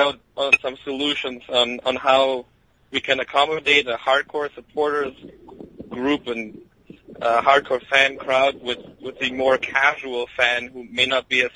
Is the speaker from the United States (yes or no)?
no; Germany; We moved from the Brazilian sections, where we were the only Germans, into the German block